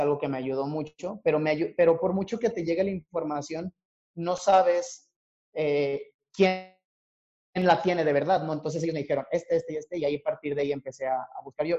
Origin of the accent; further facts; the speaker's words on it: Torreón, Coahuila, Mexico; moved away as an adult; now in Mexico City, Mexico; yo soy originario de Torreón, Coahuila